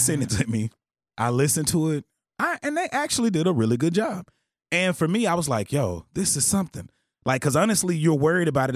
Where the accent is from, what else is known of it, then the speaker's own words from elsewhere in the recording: Texarkana, Texas, United States; I'm from Texarkana, Texas.